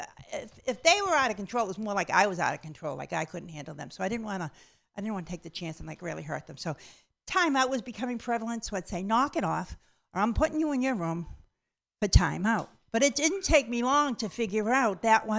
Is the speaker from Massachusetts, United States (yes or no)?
yes; Boston, Massachusetts, United States; I'm from Boston, Massachusetts.